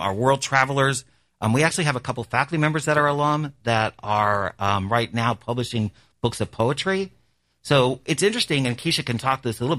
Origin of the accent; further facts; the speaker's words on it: Florida, United States; now in New Orleans, United States; I'm actually from Florida originally, but like I said, I've lived here for almost 30 years.